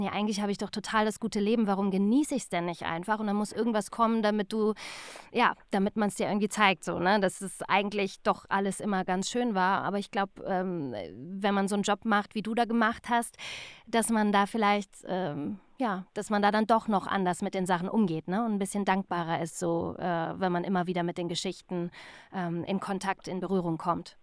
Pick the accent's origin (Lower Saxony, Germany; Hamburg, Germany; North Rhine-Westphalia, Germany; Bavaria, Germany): North Rhine-Westphalia, Germany; Remscheid; moved away; also born or lived in Cologne; ich komme ja ursprünglich eigentlich aus Remscheid